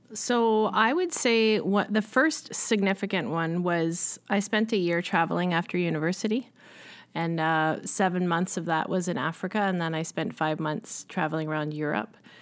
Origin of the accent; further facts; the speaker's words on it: Richmond Hill, Ontario, Canada; I grew up in Richmond Hill, Ontario, which is just north of Toronto.